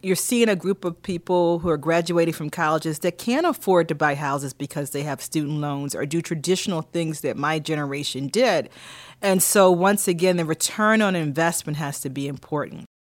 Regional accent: Philadelphia, Pennsylvania, United States; moved away; also born or lived in Durham, North Carolina / Michigan / Ithaca, New York / Boston, Massachusetts; Growing up in Philadelphia and my mother was a teacher

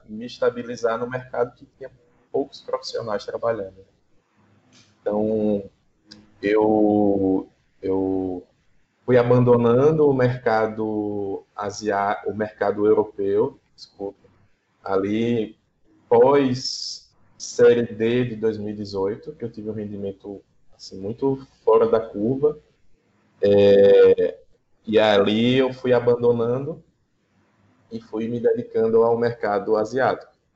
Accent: Aracaju, Sergipe, Brazil; sou de, de Aracaju, Sergipe, aqui do Nordeste

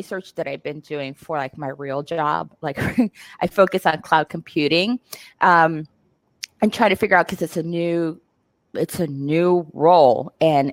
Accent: Puerto Rico; now in Seattle, United States; I'm from Puerto Rico. I am in Seattle.

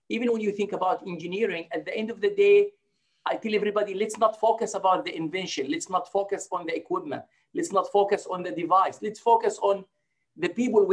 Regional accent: Palestine; moved away as an adult; also born or lived in Jordan / Oklahoma, United States; now in Rio Grande Valley, Texas, United States; originally I grew up in Palestine

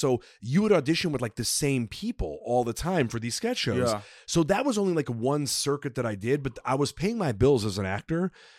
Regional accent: Chicago, Illinois, United States; I grew up in Chicago with a lot of Russians.

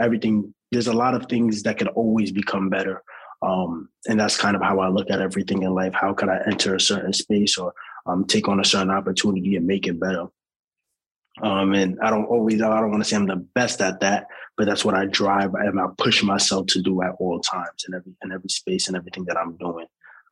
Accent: New York City, New York, United States; accent: sounds like you're from Harlem; being born and raised in Harlem

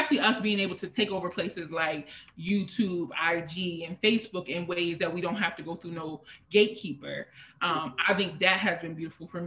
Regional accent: a small town outside of Harrisburg, Pennsylvania, United States; originally from a small town outside of Harrisburg, Pennsylvania

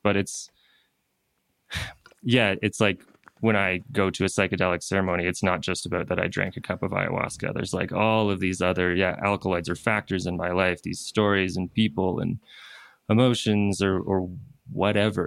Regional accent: East Coast of Canada, Canada; moved away as an adult; now in Peru; I'm from the East Coast of Canada

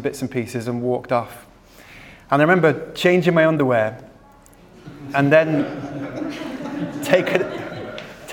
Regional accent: Preston, North West England, United Kingdom; now in Manchester, United Kingdom; I'm from the Northwest, born in Preston, moved to Manchester when I was 19

